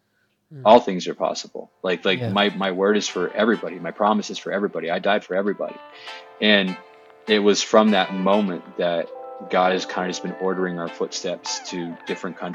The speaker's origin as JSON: {"language": "English", "region": "Southwestern Ontario", "country": "Canada", "tie": "born or raised there", "moved": "as an adult", "said": "I was born and raised in Southwestern Ontario, Canada"}